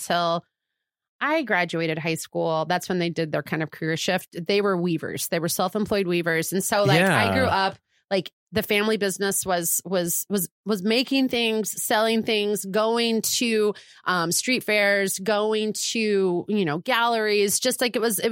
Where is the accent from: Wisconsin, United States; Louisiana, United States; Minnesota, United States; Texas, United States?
Wisconsin, United States; also born or lived in Mississippi; now in Portland, United States; I am from the Midwest.